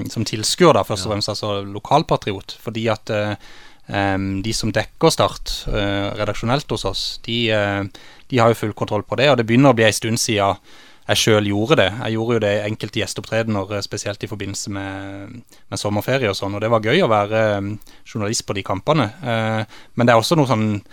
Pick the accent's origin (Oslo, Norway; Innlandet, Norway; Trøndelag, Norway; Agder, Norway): Agder, Norway; Kristiansand; jeg vokste opp i Torredalsveien på Lund, der mine foreldre fortsatt bor